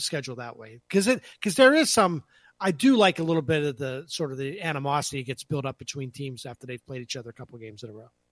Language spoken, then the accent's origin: English; Pennsylvania, United States; When I was a little kid growing up in Pennsylvania